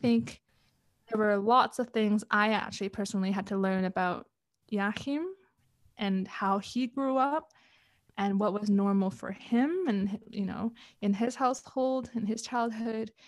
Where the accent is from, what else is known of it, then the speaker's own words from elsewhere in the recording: Canada; moved away as an adult; also born or lived in Hong Kong / Europe; now in Kuala Lumpur, Malaysia; moved to Canada when I was around seven years old, grew up into, I guess, the young adult that I am